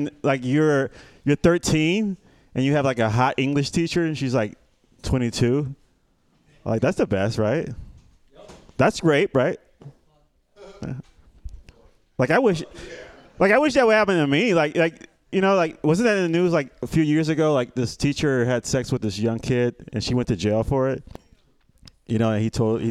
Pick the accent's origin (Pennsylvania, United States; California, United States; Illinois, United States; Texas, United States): Illinois, United States; Chicago; I'm from Chicago